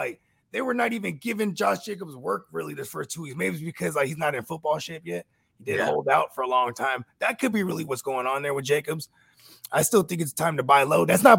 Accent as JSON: {"language": "English", "town": "San Francisco", "region": "California", "country": "United States", "tie": "born or raised there", "said": "my whole family came to Frisco, you know what I'm saying? From the islands, bro. So when I was born in America, I'm a Niner, bro."}